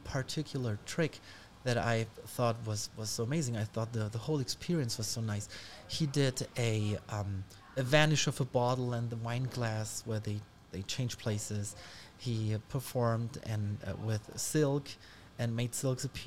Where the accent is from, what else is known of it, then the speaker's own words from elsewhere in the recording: Ulm, Baden-Württemberg, Germany; English is a second language; in the library in Ulm, in my hometown